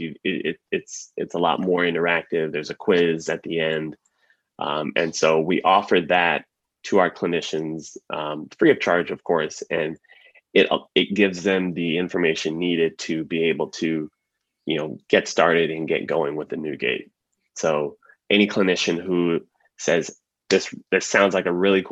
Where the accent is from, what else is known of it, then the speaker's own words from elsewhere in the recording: San Antonio, Texas, United States; now in San Diego, United States; Originally, I'm from Texas, from San Antonio